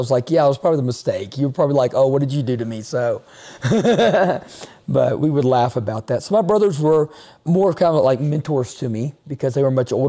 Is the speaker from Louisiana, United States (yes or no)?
yes; Shreveport, Louisiana, United States; also born or lived in Natchitoches, Louisiana; I grew up in Shreveport, Louisiana, but I went to college and pastored in Natchitoches, Louisiana, a little town south of Shreveport